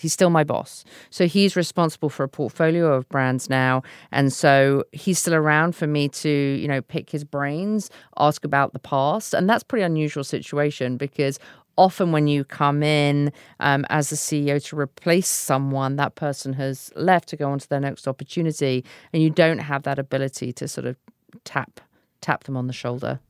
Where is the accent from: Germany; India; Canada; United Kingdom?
United Kingdom; now in United States; a British person living in the U S